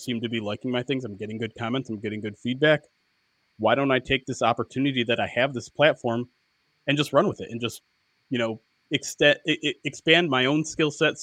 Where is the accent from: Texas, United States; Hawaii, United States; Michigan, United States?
Michigan, United States; I grew up in Michigan